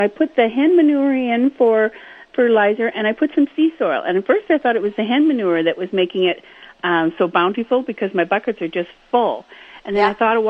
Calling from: Winnipeg, Manitoba, Canada; From Winnipeg.

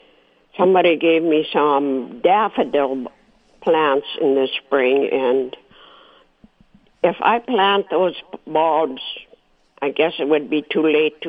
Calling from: Morden, Manitoba, Canada

